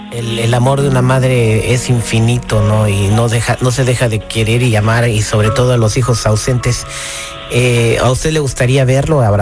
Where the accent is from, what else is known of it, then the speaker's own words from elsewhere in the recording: Celaya, Guanajuato, Mexico; moved away; yo soy de Celaya. Celaya, Guanajuato, donde está la cajeta más sabrosa.